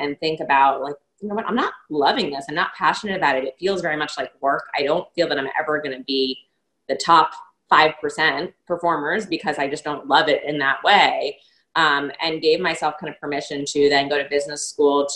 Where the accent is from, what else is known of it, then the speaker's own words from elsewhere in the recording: New York, United States; growing up in New York